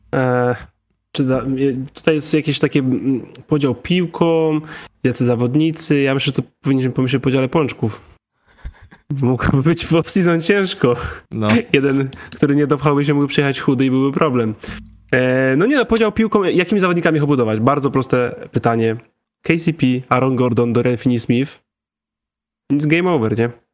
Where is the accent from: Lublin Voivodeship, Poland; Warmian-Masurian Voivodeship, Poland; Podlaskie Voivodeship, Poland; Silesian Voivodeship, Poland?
Silesian Voivodeship, Poland; Krzepice; było jedno, jedna lodziarnia u mnie w Krzepicach